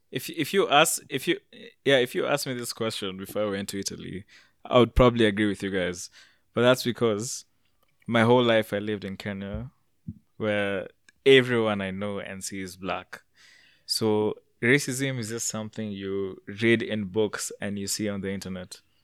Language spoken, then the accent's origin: English; Canada; I'm from Canada